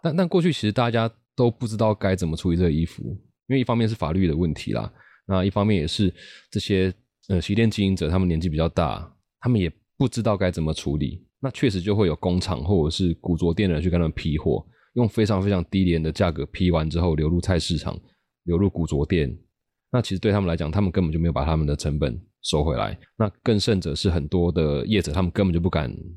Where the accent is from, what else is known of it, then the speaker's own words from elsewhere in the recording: rural Taichung, Taiwan; moved away; also born or lived in Taipei / Beijing; 我就是在台中乡下长大的小孩是，然后是本来在，在台北待了十年嗯，然后前几年跑去北京工作